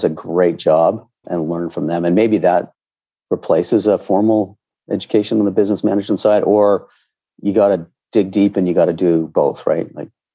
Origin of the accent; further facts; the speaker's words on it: Ontario, Canada; I grew up in Ontario where we had grade 13.